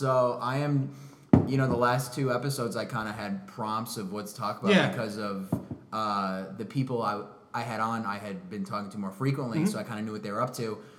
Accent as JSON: {"language": "English", "town": "Batavia", "region": "Illinois", "country": "United States", "moved": "yes", "lives_now": "Los Angeles, United States"}